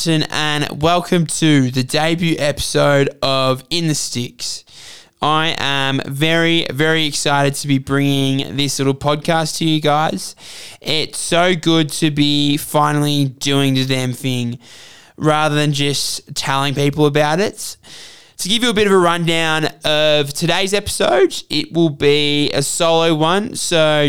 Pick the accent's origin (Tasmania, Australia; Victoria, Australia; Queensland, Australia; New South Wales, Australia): Victoria, Australia; Melbourne; moved away as an adult; now in Hargeisa, Somaliland; I was born and raised in Melbourne, Australia to an Australian mother and a Somali father